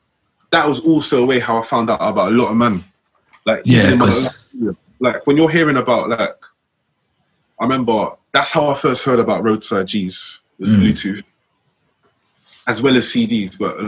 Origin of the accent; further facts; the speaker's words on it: London, United Kingdom; I was from South